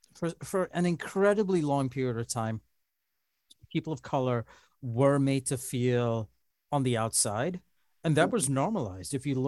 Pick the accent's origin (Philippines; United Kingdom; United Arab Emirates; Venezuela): United Arab Emirates; Dubai; born there; so my parents are Sri Lankan, but I was born in Dubai, and then that's how I wound up here.